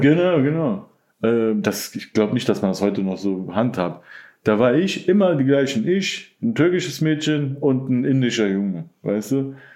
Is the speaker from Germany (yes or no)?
yes; Mönchengladbach, North Rhine-Westphalia, Germany; moved away; also born or lived in Cologne / Berlin; ich bin in Gladbach dann zur Schule gegangen, weil sich meine Eltern getrennt haben.